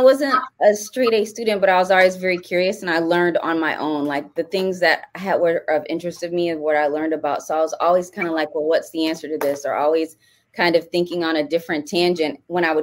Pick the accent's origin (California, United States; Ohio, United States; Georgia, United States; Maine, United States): Ohio, United States; Cleveland; I'm from Cleveland